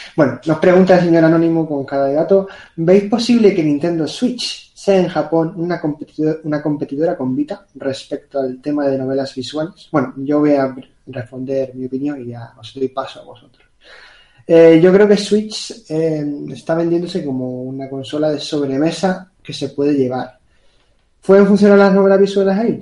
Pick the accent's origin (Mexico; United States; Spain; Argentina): Spain; Canary Islands; Yo soy de Canarias, que eso está más lejos